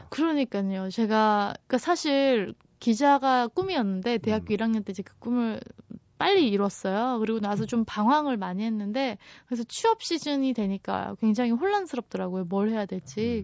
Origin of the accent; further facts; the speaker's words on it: South Korea; 저는 한국에서 왔어요